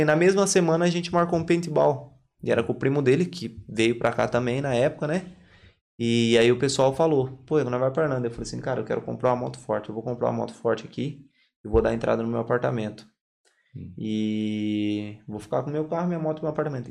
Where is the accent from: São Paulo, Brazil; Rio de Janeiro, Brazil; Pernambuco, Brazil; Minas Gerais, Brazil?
São Paulo, Brazil; Limeira; moved away as an adult; now in Ireland; Sou de Limeira, interior de São Paulo